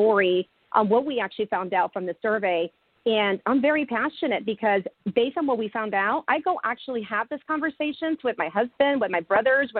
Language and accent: English; California, United States; now in Houston, United States; I'm from California, even though I'm based in Houston, but I'm from California